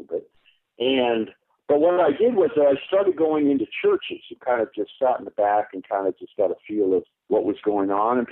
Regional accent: Denver, Colorado, United States; moved away as an adult; also born or lived in California / Aurora; I was raised in Denver and Aurora

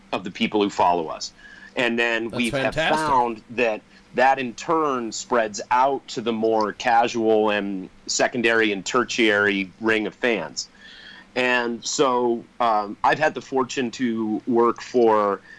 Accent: Colorado, United States; we're from Colorado where the jam scene is huge

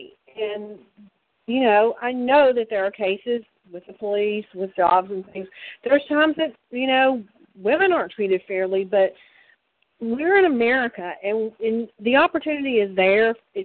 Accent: Memphis, Tennessee, United States; moved away; I grew up in Memphis. I was bused to the black neighborhoods when I was in third and fourth grade. They were on the other side of town.

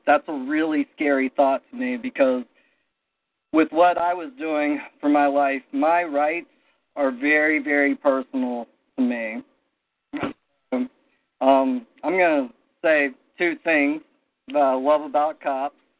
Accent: South Carolina, United States; I grew up in in South Carolina

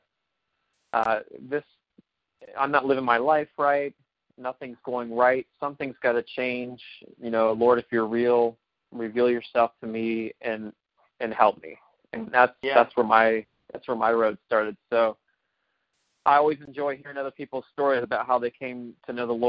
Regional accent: Ohio, United States; I'm from Ohio

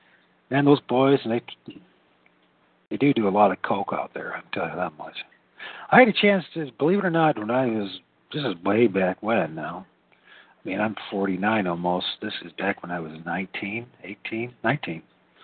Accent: Great Lakes, Midwest, United States; also born or lived in California / Louisville / London, England; I'm a Midwesterner, you know. I'm a Great Lakes, very reserved individual, a homebody.

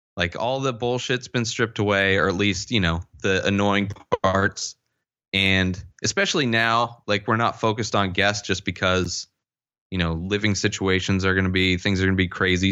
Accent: Palm Springs, California, United States; I grew up in the Coachella Valley, Palm Springs area

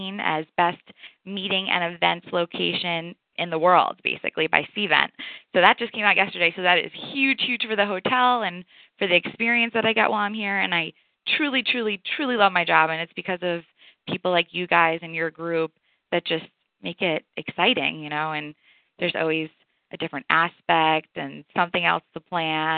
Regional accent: New York, United States; moved away as an adult; also born or lived in Amherst, Massachusetts; now in Atlanta, United States; I am from New York

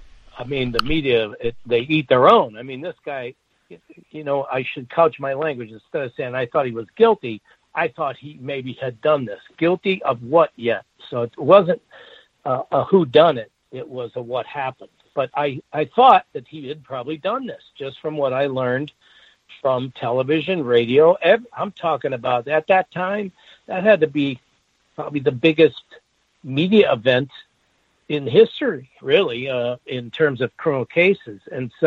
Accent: Chicago, Illinois, United States; moved away as an adult; now in Florida, United States; Chicago? I said, oh, my hometown, sure.

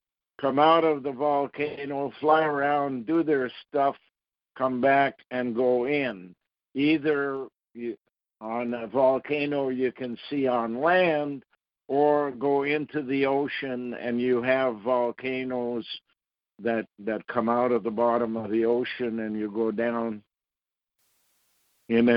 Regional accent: Ottawa, Ontario, Canada; Where I was born in Ottawa was called Sandy Hill

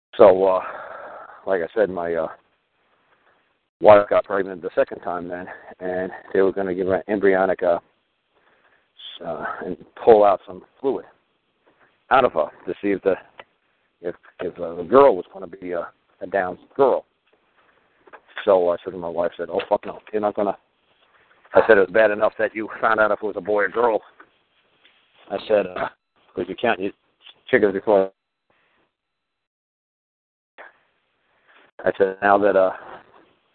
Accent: United States; I'm from New York

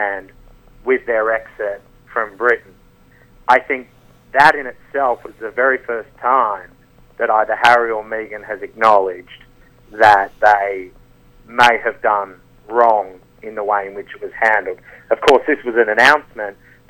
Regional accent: Australia; I'm from Australia

